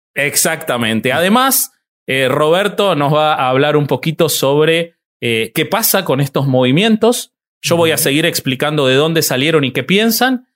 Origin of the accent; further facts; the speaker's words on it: Argentina; el único pelado con barba argentino voy a ser yo acá